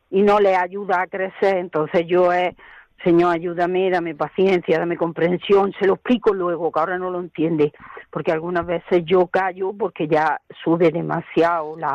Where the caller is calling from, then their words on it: Granada, Andalusia, Spain; En la carretera de La Zubia una finca muy grande de Nogales Alto, Trini. Ahí estoy.